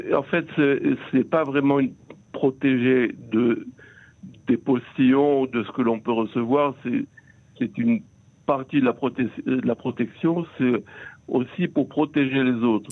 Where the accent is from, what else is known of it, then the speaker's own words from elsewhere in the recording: Israel; ici chez nous en Israël